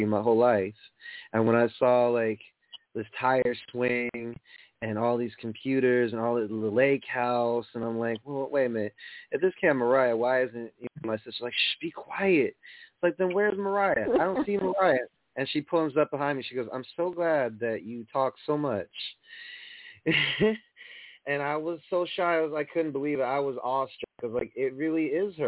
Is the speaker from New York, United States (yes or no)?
yes; New York, United States; I'm from New York